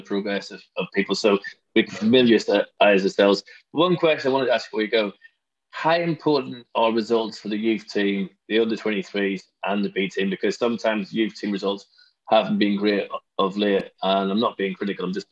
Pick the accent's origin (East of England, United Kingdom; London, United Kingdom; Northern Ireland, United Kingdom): Northern Ireland, United Kingdom; Belfast; I'm from Belfast.